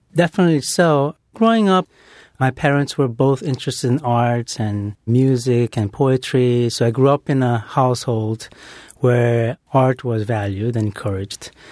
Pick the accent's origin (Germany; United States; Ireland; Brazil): Brazil; moved away; growing up in Brazil